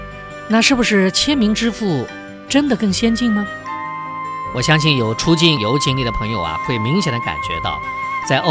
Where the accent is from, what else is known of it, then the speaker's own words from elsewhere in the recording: China; 这就导致了我们中国人有为信用卡设置密码的习惯。